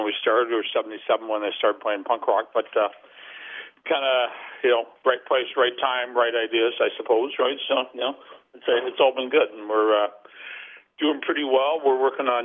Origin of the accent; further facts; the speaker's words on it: Vancouver, British Columbia, Canada; we came from Vancouver, which is like not a small town, but not a big town.